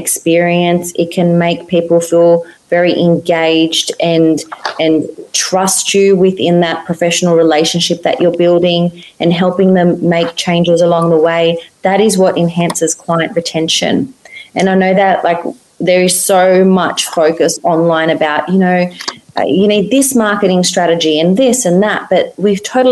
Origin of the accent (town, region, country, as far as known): Australia